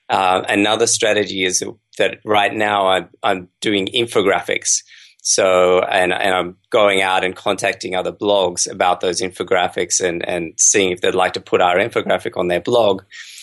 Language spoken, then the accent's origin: English; Australia; So I've been growing up in Australia, and then I actually did my medical degree and I traveled the world quite a bit.